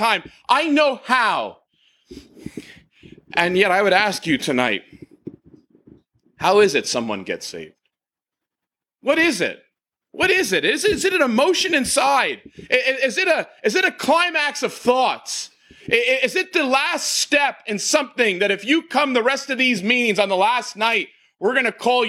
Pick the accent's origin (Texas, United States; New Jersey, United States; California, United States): New Jersey, United States; I was from New Jersey